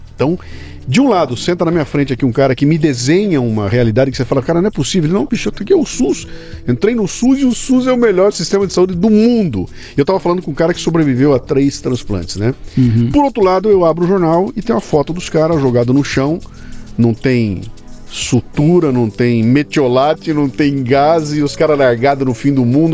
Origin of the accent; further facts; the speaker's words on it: Bauru, São Paulo, Brazil; eu sou de Bauru. Né? Bauru, perto de Matupá